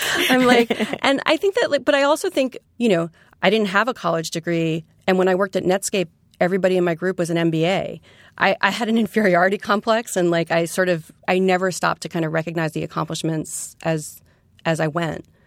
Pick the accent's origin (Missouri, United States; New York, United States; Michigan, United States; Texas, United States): New York, United States; New York City; also born or lived in West Coast; I'm a native New Yorker from Queens. I grew up in Forest Hills